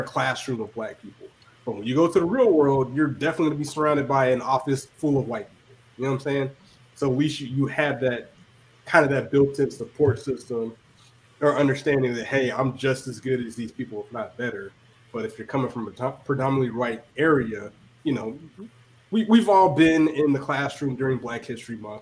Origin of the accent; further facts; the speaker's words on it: Georgia, United States; growing up in Georgia